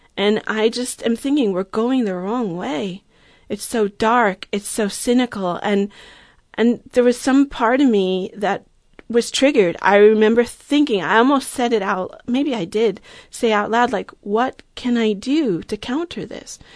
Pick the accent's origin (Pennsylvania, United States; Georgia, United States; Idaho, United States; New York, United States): New York, United States; Long Island; moved away as an adult; now in Berkeley, United States; I grew up on Long Island in New York